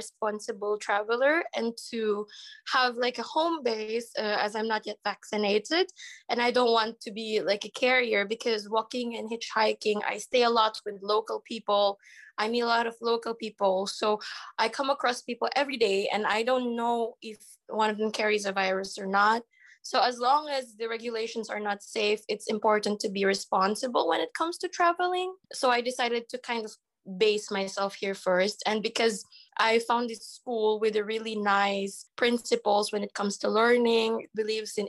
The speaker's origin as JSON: {"language": "English", "town": "Agoo", "region": "Ilocos Region", "country": "Philippines", "tie": "born or raised there", "moved": "as an adult", "lives_now": "Ukraine", "said": "I'm a 24-year-old Filipina. My hometown is in Agoo, La Union."}